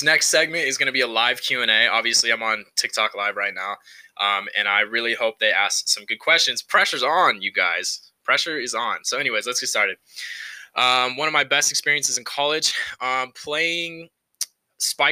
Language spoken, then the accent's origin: English; Central Valley, California, United States; moved away as an adult; now in Reno, United States; I grew up in California. I'm from the Central Valley. Shout out to the 559.